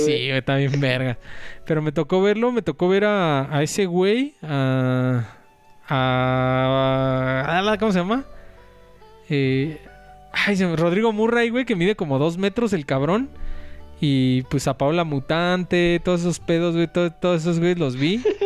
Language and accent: Spanish; Mexico City, Mexico; es mi pueblo, güey, Polanco